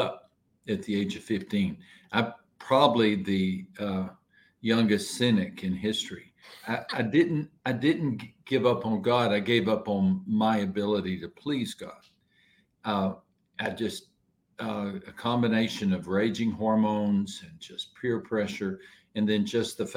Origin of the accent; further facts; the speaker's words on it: West Texas, United States; Our little town I grew up in West Texas